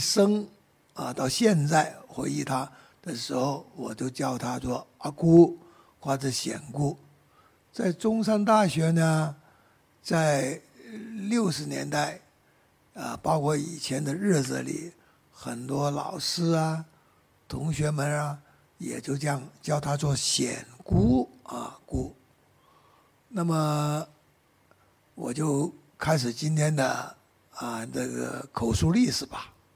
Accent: Guangdong, China; Chinese is a second language; 按照我们广东人岭南的习惯

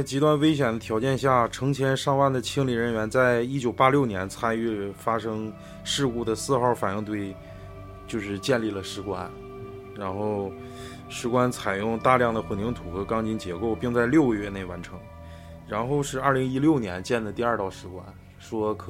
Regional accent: Northeast China, China; 对我们东北人来说

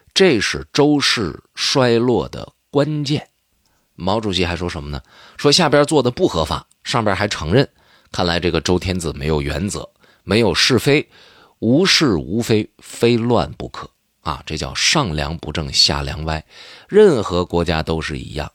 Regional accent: Northeast China, China; accent: Northeastern Mandarin; 我们东北话叫点一点或者叫敲打敲打

